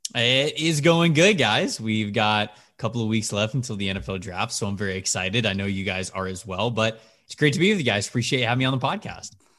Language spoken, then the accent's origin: English; just south of Tampa, Florida, United States; I'm not from the city of Tampa, but from just south of it. So that was my hometown team growing up